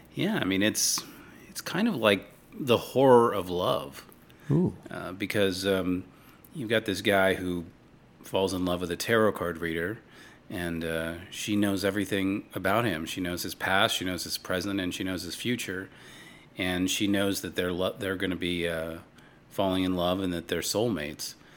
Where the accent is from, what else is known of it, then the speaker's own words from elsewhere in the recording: Los Angeles, California, United States; I was born in Hollywood, literally in Hollywood